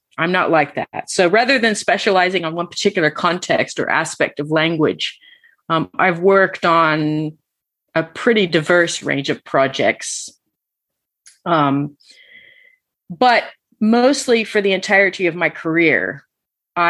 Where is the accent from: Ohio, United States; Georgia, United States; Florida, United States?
Georgia, United States; moved away as an adult; also born or lived in Alaska / Atlanta, Georgia; now in England, United Kingdom; I was born in Alaska, but raised mostly in Georgia